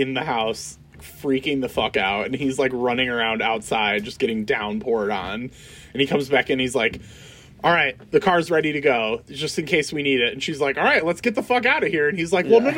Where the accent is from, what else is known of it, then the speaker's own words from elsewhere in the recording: South Dakota, United States; I grew up in South Dakota